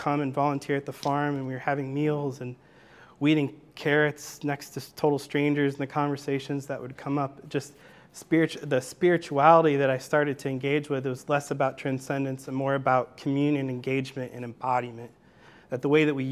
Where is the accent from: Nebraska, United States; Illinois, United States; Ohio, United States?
Illinois, United States; near Chicago; also born or lived in Greenville, Illinois; I grew up in Chicago, near Chicago. I'm a PK. My dad's a Baptist preacher. And yeah, grew up in Illinois